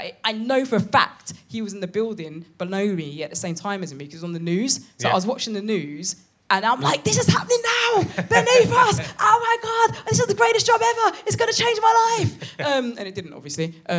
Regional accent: London, United Kingdom; I'm from London

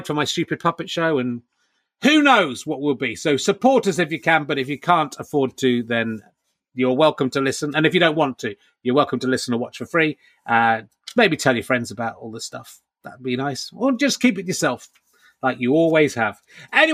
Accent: England, United Kingdom; being from the UK and being English in particular

